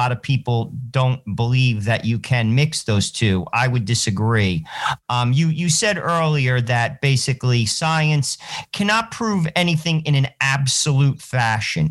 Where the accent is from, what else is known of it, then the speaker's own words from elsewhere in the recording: New Jersey, United States; I'm from New Jersey